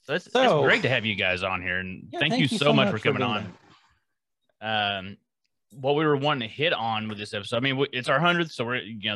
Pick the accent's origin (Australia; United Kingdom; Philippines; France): France; I come from France.